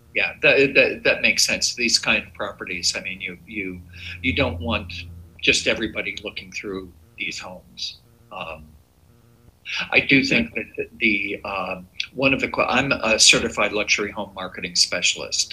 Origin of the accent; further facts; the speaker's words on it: outside Philadelphia, Pennsylvania, United States; I was born outside Philadelphia